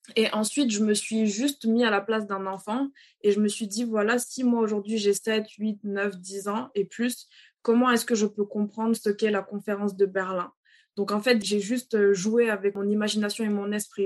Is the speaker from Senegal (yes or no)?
yes; Dakar, Senegal; moved away as an adult; also born or lived in Cape Verde / Benin; now in France; Je suis née, j'ai grandi à, à Dakar jusqu'à l'âge de mes 18 ans.